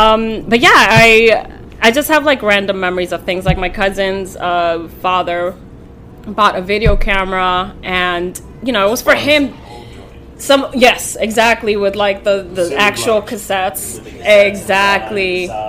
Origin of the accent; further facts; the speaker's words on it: New York City, New York, United States; also born or lived in Santo Domingo, Dominican Republic / Bronx, New York; I lived in the Bronx briefly, and then I grew up in Washington Heights. And then eventually moved back to the Bronx.